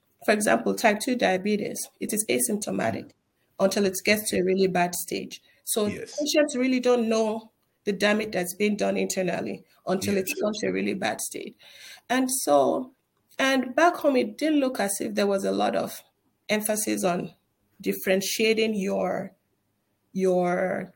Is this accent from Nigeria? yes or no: yes; Northern Nigeria, Nigeria; moved away as an adult; now in United States; I was born and raised in Nigeria.